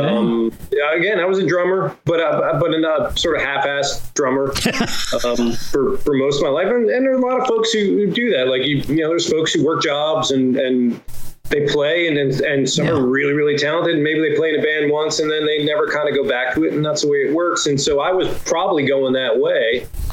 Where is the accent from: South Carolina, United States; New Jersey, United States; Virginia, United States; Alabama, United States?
New Jersey, United States; growing up in New Jersey